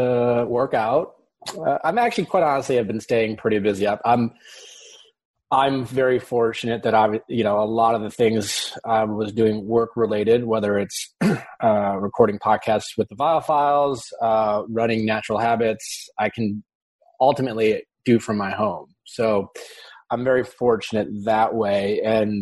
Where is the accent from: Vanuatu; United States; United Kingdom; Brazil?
United States; Wisconsin; growing up in Wisconsin